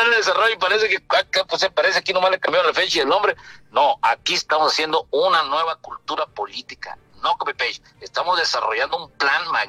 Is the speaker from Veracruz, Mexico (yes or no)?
no; Cabo San Lucas, Baja California Sur, Mexico; conozco cada rincón de mi tierra. Es más, estoy conociendo ahorita una colonia que en este momento se está formando aquí en Cabo San Lucas.